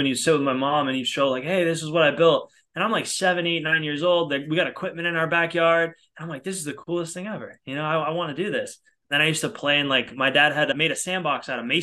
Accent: outside of Boston, Massachusetts, United States; moved away as an adult; now in Los Angeles, United States; I'm originally from outside of Boston, but I've been in LA now for, I don't even know, 8-9 years

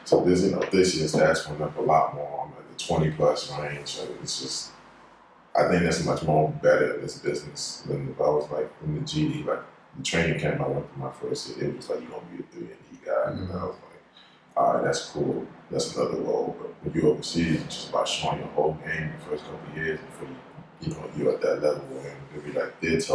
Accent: Maryland, United States; born or raised there; also born or lived in Sierra Leone

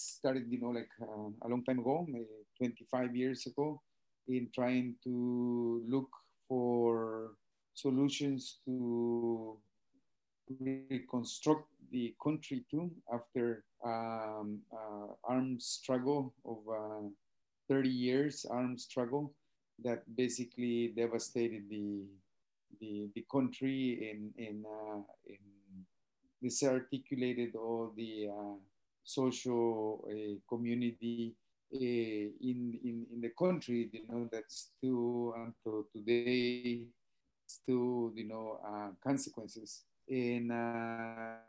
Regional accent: Guatemala; moved away as an adult; also born or lived in United States; now in Ontario, Canada; from originally from Guatemala and currently living here in Ontario, Canada.

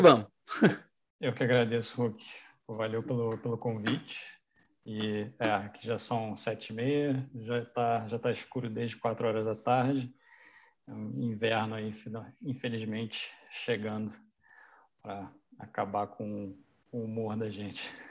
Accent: Petrópolis, Rio de Janeiro, Brazil; moved away; also born or lived in Niterói; Eu cresci em Petrópolis

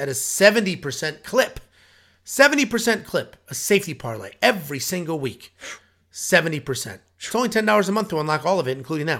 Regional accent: Connecticut, United States; We're both from Connecticut.

